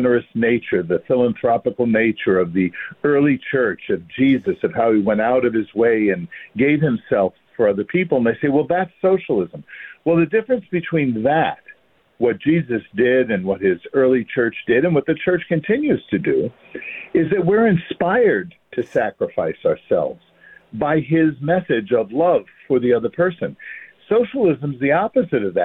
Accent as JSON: {"language": "English", "town": "New York City", "region": "New York", "country": "United States", "said": "I'm from Brooklyn"}